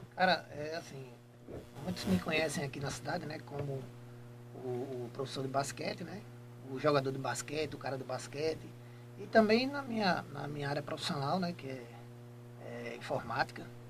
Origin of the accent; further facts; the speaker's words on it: Jaboatão dos Guararapes, Pernambuco, Brazil; moved away as an adult; now in Itambé, Brazil; eu sou de Jabotão dos Guararapes, é, depois de Recife, né? Eu nasci lá, em Jabotão dos Guararapes